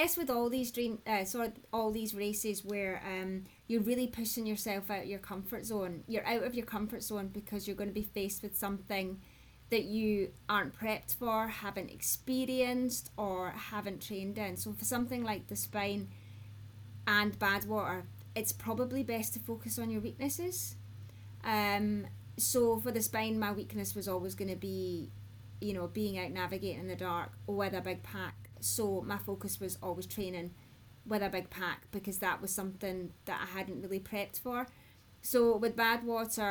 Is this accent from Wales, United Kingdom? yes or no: no; Scotland, United Kingdom; I'm Scottish, I'm ginger